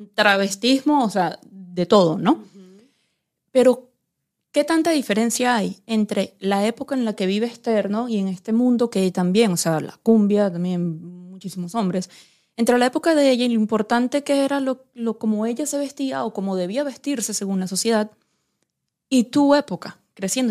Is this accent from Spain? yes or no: no; Venezuela; como venezolana